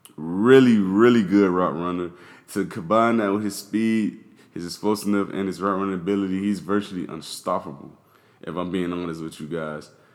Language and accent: English; Miami, Florida, United States; I'm from Miami